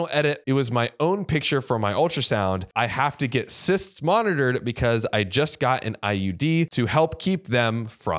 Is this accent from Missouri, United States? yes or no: no; Florida, United States; By the way, I'm from Manatee County, so manatees are sacred to me, okay?